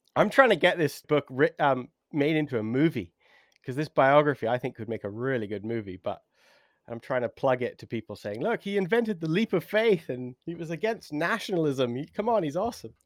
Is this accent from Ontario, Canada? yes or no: no; Three Hills, Alberta, Canada; moved away as an adult; now in West Sussex, United Kingdom; I grew up in Three Hills, Alberta